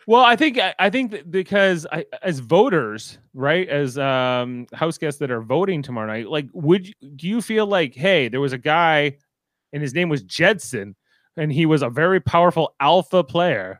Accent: Canada; I am a Canadian

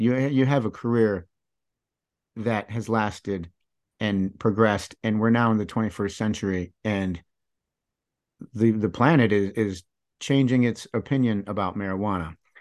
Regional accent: United States; growing up in the United States here

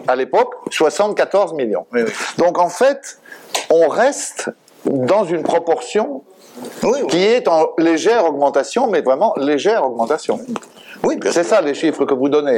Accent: France; chez nous, en France

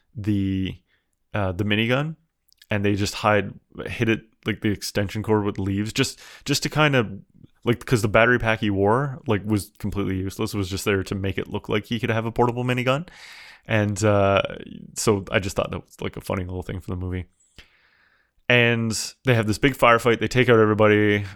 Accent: Canada; I'm Canadian.

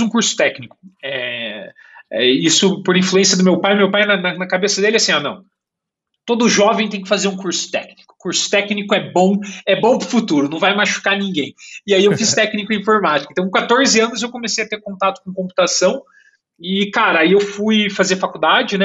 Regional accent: Curitiba, Paraná, Brazil; moved away as an adult; also born or lived in São Paulo, Brazil / Berlin, Germany; now in Canada; eu nasci em São Paulo, mas cresci em Curitiba

